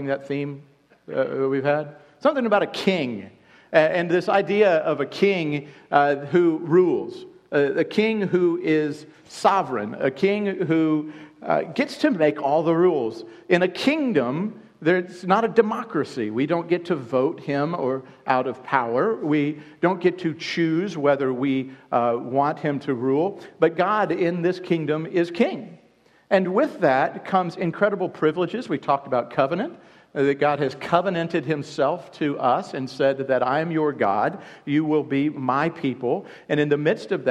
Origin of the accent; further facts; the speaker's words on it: United States; introducing myself as an American